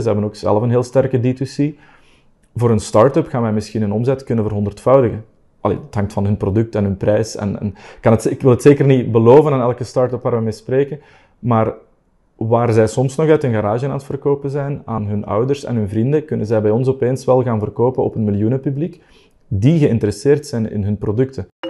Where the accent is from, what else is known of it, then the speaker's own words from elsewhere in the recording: Belgium; ik ben er als Belg natuurlijk ergens wel heel fier op